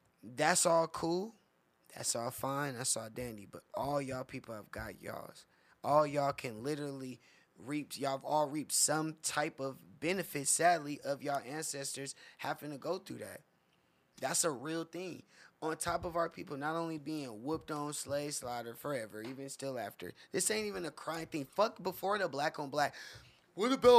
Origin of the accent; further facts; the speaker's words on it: Inland Empire, California, United States; I grew up on the Morongo Reservation in the IE where I'm from